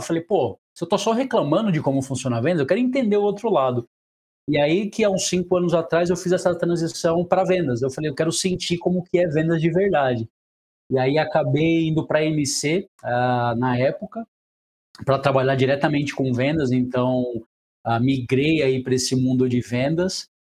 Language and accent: Portuguese; Brazil; accent: interior; moved away as an adult; also born or lived in Brasília / São Paulo; now in Rio de Janeiro, Brazil; eu sou do interior, deve estar tá percebendo pelo meu sotaque